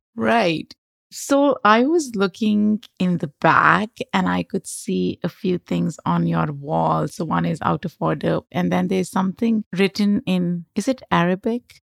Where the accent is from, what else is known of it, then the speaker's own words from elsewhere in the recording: Lahore, Punjab, Pakistan; moved away as an adult; also born or lived in Denver, United States; I grew up in Lahore in Pakistan, metropolitan city, very crowded